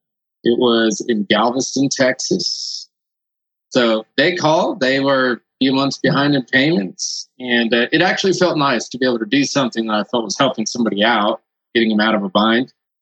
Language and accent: English; Costa Rica; moved away; So I'm from Costa Rica originally. So that's why I speak Spanish.